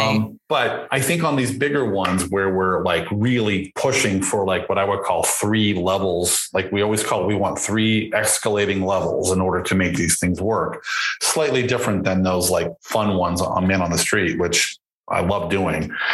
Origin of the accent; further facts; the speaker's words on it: Boston, Massachusetts, United States; I grew up in Boston.